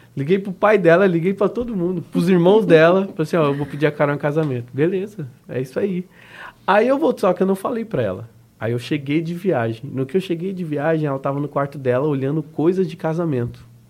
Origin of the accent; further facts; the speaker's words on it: Dourados, Mato Grosso do Sul, Brazil; moved away as an adult; also born or lived in Três Lagoas / Curitiba; now in Florianópolis, Brazil; nasci em Três Lagoas, depois fomos para Dourados, aí morei lá 18 anos em Dourados